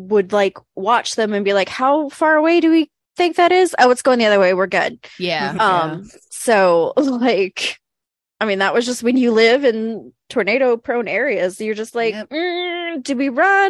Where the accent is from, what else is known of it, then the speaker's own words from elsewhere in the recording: Wynne, Arkansas, United States; moved away; where I grew up in Arkansas, like we were on the outskirts, we were in the boonies